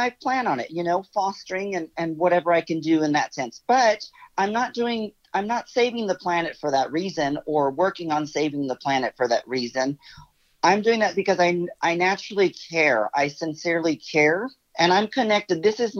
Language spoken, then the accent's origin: English; Texas, United States; there's still people living in tents here in my hometown because of Hurricane Harvey.